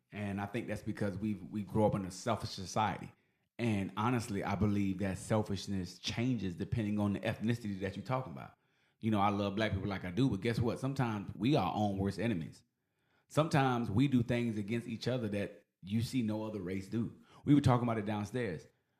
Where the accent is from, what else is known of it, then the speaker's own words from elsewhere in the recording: Philippines; I'm Filipino, you Filipino, we're people.